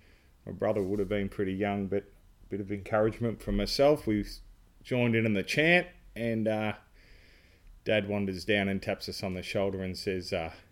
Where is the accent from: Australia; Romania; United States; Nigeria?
Australia; Brisbane, Queensland; also born or lived in Sydney / Melbourne; Dad's work and sort of born in Sydney and then Melbourne, and then my earliest memories of cricket were in Brisbane in the backyard, summers, hot summers